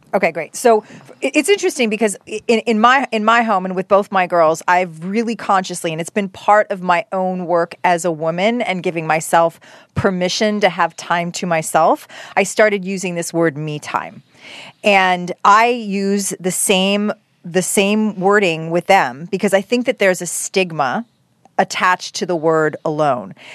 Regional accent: Canada; moved away as an adult; now in United States; as a Canadian

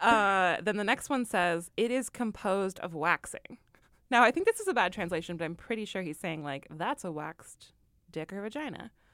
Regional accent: Midwest, United States; I'm from the Midwest

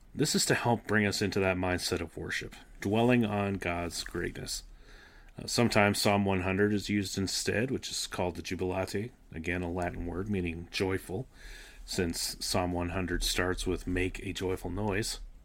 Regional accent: Canada; I grew up in Canada, attending the Anglican Church

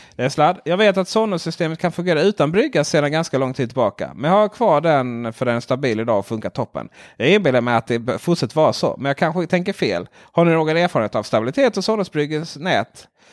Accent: Ronneby, Blekinge, Sweden; jag är från Ronneby

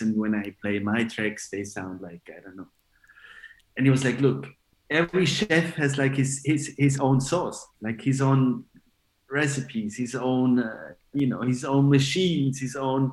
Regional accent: Switzerland; also born or lived in Ibiza; I'm Italian, but born and raised in Switzerland

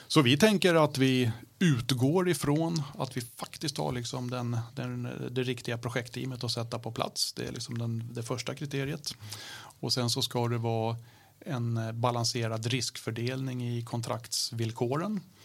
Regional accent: Stockholm, Stockholm County, Sweden; accent: Stockholm dialect; jag pratar stockholmska

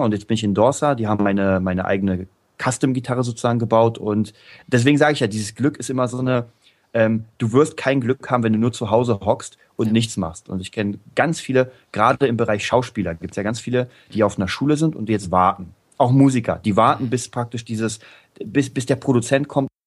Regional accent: Berlin, Germany; Berlin, mein, meine die Hauptstadt Deutschlands, meine, meine Heimatstadt.

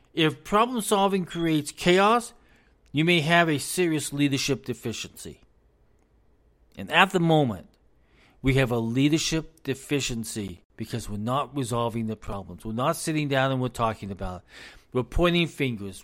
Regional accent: United States; As an American

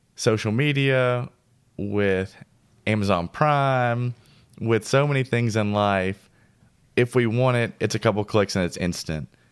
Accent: Mount Juliet, Tennessee, United States; moved away; also born or lived in Old Hickory; my hometown where I grew up in Mount Juliet and Old Hickory

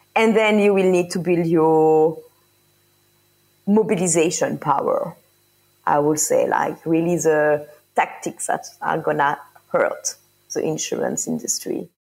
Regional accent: France; also born or lived in Paris; I am from France

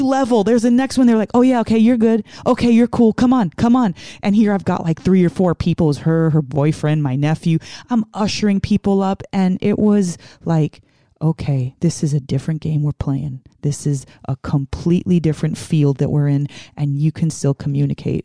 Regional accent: New York City, New York, United States; moved away; I'm originally from the Bronx, New York

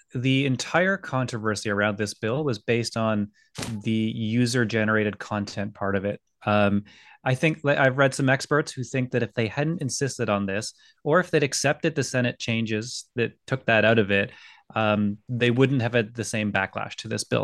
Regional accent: Scotland, United Kingdom; now in Canada; I was born in Scotland

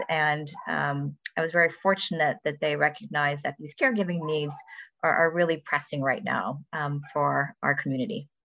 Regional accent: Ann Arbor, Michigan, United States; I was born and raised in Ann Arbor

